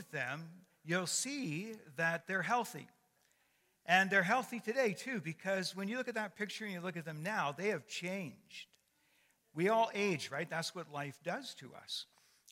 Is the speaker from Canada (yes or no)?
yes; Canada; I'm a Canadian by birth and a Christian by choice